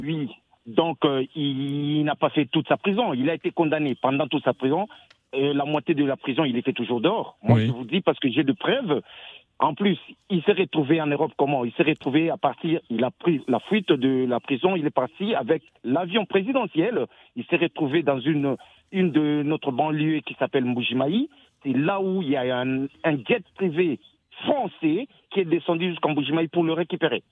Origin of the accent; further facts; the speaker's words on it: DR Congo; now in France; je suis du Congo